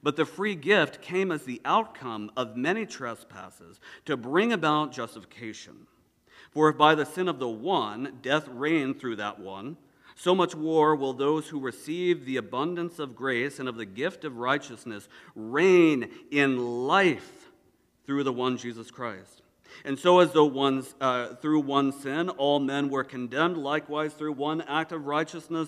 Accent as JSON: {"language": "English", "region": "the South", "country": "United States", "said": "I'm from the South"}